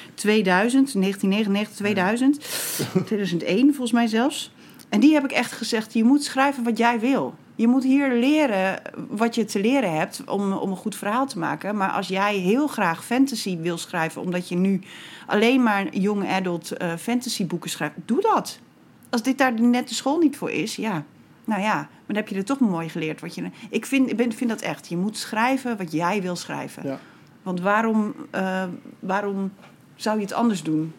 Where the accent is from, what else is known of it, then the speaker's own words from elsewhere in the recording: Bedum, Groningen, Netherlands; now in Rotterdam, Netherlands; ik kom uit Groningen. Ja. Ook niet eens uit de stad trouwens, uit de, uit de provincie